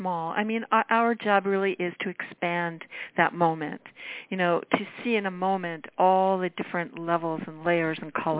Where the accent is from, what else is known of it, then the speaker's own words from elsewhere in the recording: New York, United States; now in Los Angeles, United States; I LA, obviously I live here, so I'm doing everything here. New York, I grew up in New York, so I always go back there.